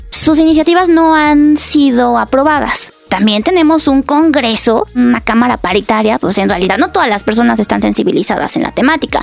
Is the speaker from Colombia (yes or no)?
no; Puebla, Mexico; now in Mexico City, Mexico; yo soy de Puebla. Entonces imagínate, cuando creces en una cajita chiquita y cerrada